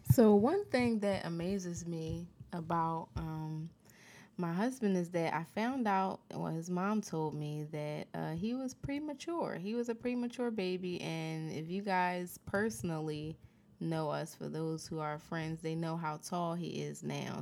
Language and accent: English; Philadelphia, Pennsylvania, United States; moved away as an adult; now in California, United States; I was raised in Philly all of my life